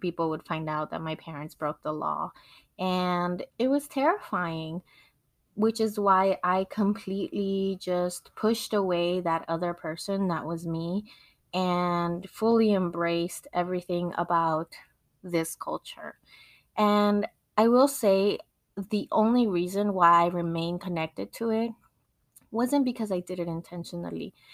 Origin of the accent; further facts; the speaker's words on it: Mexico; first language Spanish; English is a second language; now in United States; Even though I was born in Mexico and I went to school in Mexico, I learned how to read and write in Spanish before I ever learned English